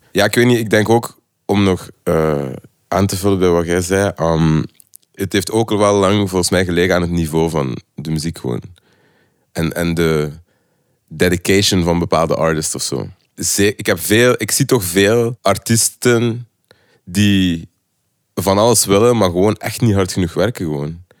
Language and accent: Dutch; Lokeren, Flanders, Belgium; also born or lived in Ghent; now in Brussels, Belgium; ik ben van Lokeren, ik heb dan in Gent gewoond